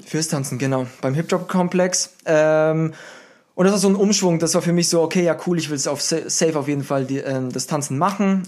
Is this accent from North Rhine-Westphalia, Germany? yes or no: no; Würzburg, Bavaria, Germany; moved away as an adult; also born or lived in Berlin / Los Angeles; Ich bin ein Würzburger, der nach Berlin gezogen gezogen ist.